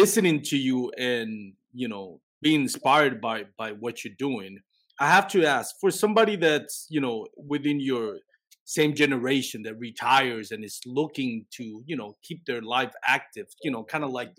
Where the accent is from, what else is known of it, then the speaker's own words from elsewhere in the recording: Puerto Rico; now in Texas, United States; I'm from Puerto Rico